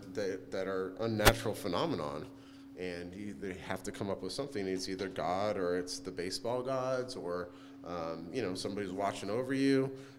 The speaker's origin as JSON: {"language": "English", "region": "California", "country": "United States", "tie": "born or raised there", "said": "I did, and my dad used to have chops, actually, when I was growing up."}